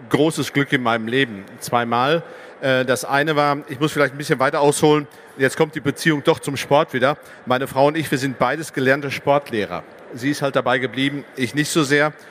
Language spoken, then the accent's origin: German; Dortmund, North Rhine-Westphalia, Germany; ich bin gebürtiger Dortmunder Junge, bin also sozusagen in, in schwarz-gelber Bettwäsche groß geworden